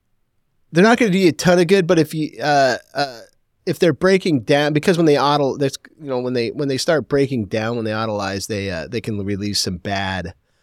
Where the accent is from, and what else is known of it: Portland, United States